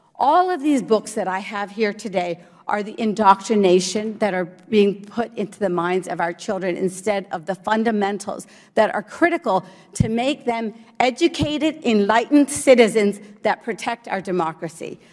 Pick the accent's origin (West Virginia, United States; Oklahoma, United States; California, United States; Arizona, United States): West Virginia, United States; Morgantown; born or raised there; English is a second language; also born or lived in India / New Jersey